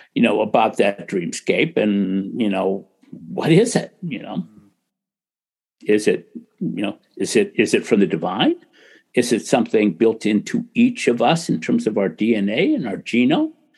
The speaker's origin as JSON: {"language": "English", "country": "United States", "tie": "born or raised there", "said": "I grew up in America in a little town."}